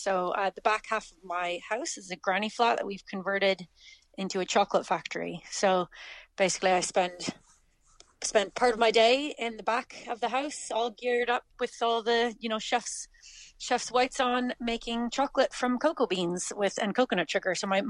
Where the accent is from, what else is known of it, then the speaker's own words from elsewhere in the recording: Canada; moved away as an adult; now in Clonakilty, Ireland; Canada originally, yeah. We've been in West Cork, been in Clonakilty for 12 years now.